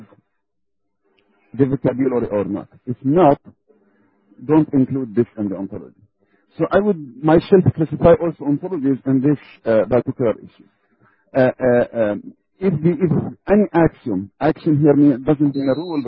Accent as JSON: {"language": "English", "country": "Belgium", "said": "I'm from Belgium"}